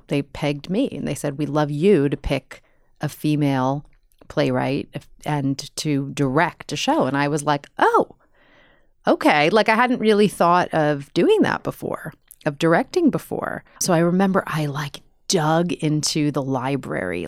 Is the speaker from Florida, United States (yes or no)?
no; New York, United States; moved away as an adult; also born or lived in Chicago / Los Angeles; I'm from New York.